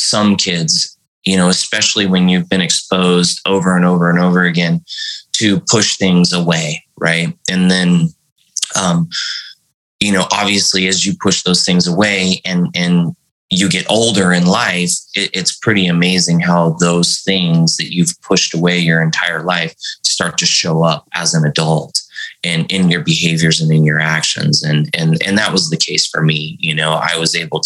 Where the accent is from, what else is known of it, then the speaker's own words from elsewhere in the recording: San Bernardino, California, United States; also born or lived in Central Valley, California / Visalia, California / Fresno, California; I grew up in the Central Valley and then moved down to San Bernardino. So, you know, it was Visalia, it was Fresno, San Bernardino.